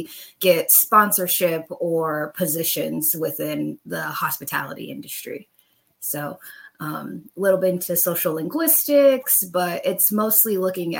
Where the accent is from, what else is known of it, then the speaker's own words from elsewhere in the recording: Bay Area, California, United States; I'm from the Bay Area